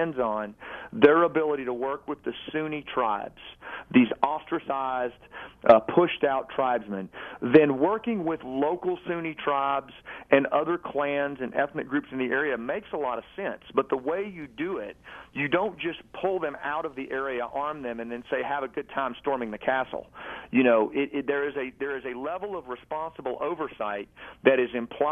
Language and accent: English; Arkansas, United States; who I grew up with in Arkansas